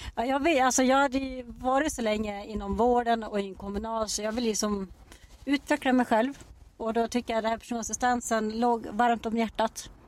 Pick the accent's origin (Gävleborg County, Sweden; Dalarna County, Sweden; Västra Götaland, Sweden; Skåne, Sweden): Dalarna County, Sweden; Dala-Floda; also born or lived in Borlänge / Bjursås; now in Falun, Sweden; jag kommer från första början från Dala-Floda och så har jag bott i Borlänge i jättemånga år